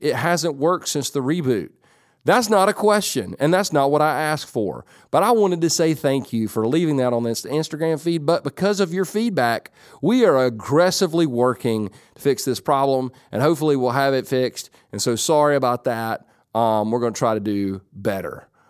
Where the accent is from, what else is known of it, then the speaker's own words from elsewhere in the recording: Whittier, California, United States; I was born in California, but not in San Jose. I was born in Whittier.